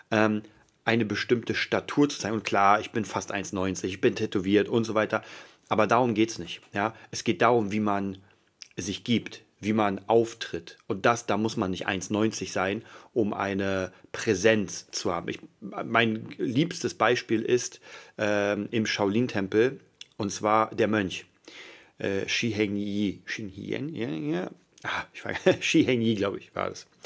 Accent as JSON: {"language": "German", "region": "Berlin", "country": "Germany", "said": "Ich, hab, ich komme aus Kreuzberg, das habe ich euch schon mal erzählt. Das heißt, da waren Prügeleien an der Tagesordnung."}